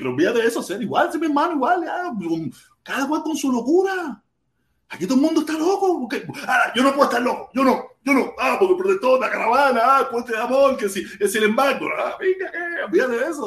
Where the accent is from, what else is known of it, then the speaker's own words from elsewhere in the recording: Cuba; Vamos a hacerlo como los cubanos mandan. Como los cubanos la queremos, pero sin socialismo, sin comunismo. Vamos a inventar algo para nosotros mismos.